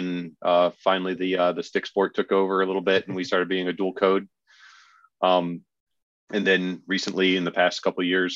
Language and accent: English; Detroit, Michigan, United States; moved away as an adult; also born or lived in San Francisco, United States; now in Raleigh, United States; I grew up in Detroit